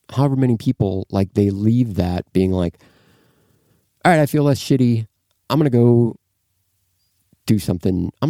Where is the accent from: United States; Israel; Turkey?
United States; Midwest; man, I'm from the Midwest.